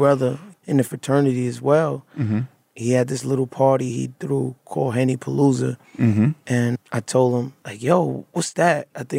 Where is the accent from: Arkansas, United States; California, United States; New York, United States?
New York, United States; Brooklyn; Brooklyn is just like any other tough place in the city and that urban environment. I grew up mother and father, but went to high school in like one of the worst high schools in Brooklyn, Cobble Hill at the tim